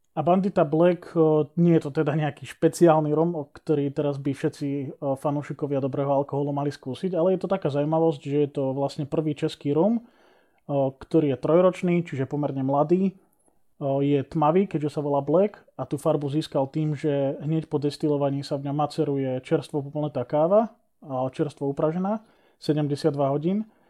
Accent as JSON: {"language": "Slovak", "area": "Liptov", "region": "Žilina Region", "country": "Slovakia", "said": "u nás na Liptove"}